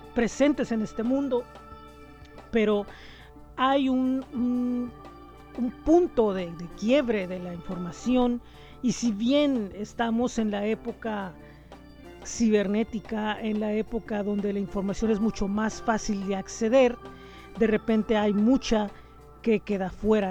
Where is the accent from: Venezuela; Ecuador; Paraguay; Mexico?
Mexico; Tijuana, Baja California; soy tijuanense, nací en el año de 1975